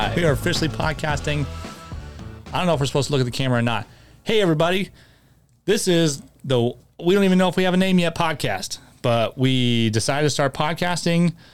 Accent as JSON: {"language": "English", "town": "Tucson", "region": "Arizona", "country": "United States", "also_born_or_lived": "Chandler, Arizona", "said": "when I moved from Tucson to Chandler"}